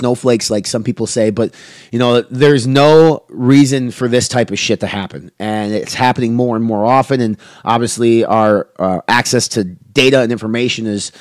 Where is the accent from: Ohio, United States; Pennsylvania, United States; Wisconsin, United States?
Wisconsin, United States; Waukesha, Wisconsin, which is my home state